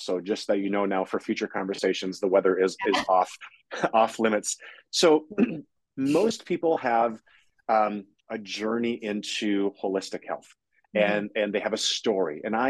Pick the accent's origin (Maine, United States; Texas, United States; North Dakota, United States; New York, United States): North Dakota, United States; moved away; I grew up in North Dakota